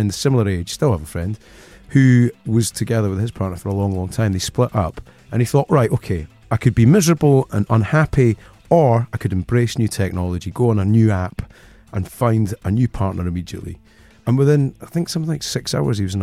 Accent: Scotland, United Kingdom; my development as a Scotsman.

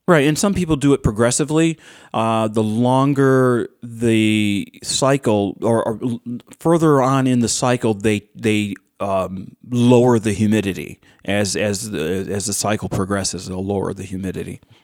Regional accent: Morton, New York, United States; also born or lived in Tampa, Florida; I was raised in in the Rochester area. I was raised in Orleans County in a town called Morton, M O R T O N

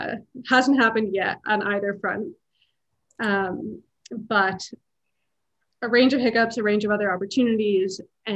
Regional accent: New York, United States; New York.

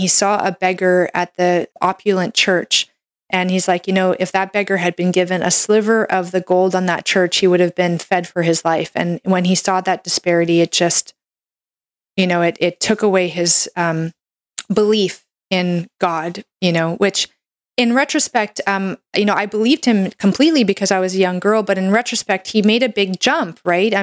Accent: Canada; I'm a Canadian medical doctor

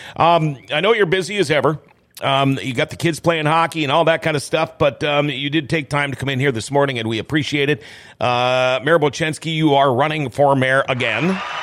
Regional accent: Thief River Falls, Minnesota, United States; I'm from from Thief River Falls originally

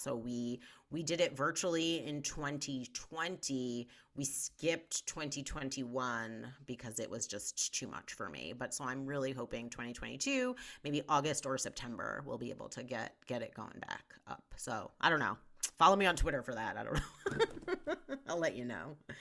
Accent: Westchester County, outside New York City, United States; now in Denver, United States; I grew up outside of New York City

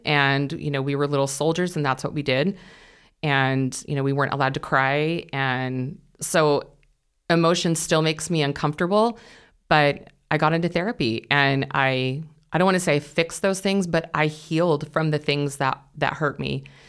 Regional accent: California, United States; moved away as an adult; I grew up in California, and we moved here in October of twenty twenty

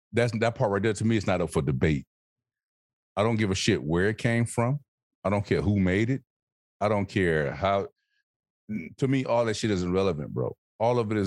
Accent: Alabama, United States; I'm from Alabama

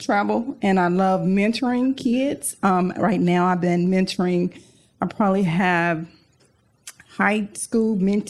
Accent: Arkansas, United States; moved away; I'm actually from Arkansas

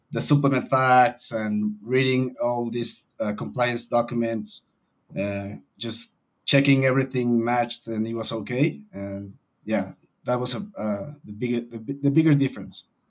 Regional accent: Mexico City, Mexico; Born and raised in Mexico City

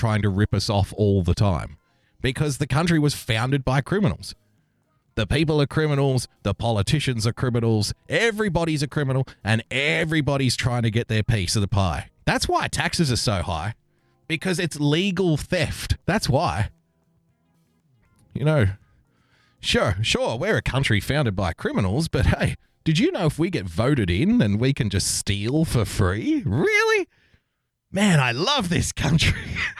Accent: Australia; So the greatest thing about being an Australian is also the worst thing.

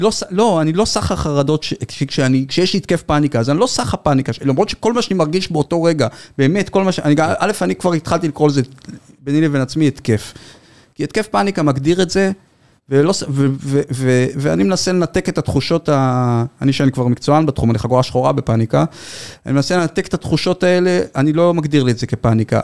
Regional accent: Givatayim, Tel Aviv District, Israel; אני גדלתי בילדות די מוגנת, אתם יכולים לתאר לעצמכם בגבעתיים.

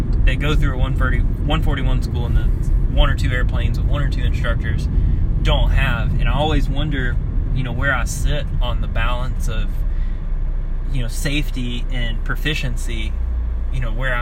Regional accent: Texas, United States; now in Florida, United States; I grew up in Texas

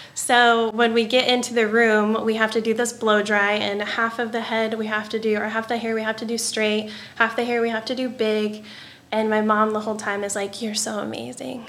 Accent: Pinckneyville, Illinois, United States; also born or lived in Fort Collins; I could come back to my hometown and give like big city service to my people

